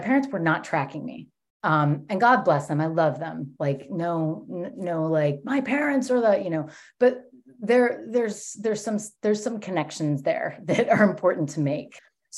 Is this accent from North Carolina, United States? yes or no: no; New York, United States; born there; I was born in 1984 in New York.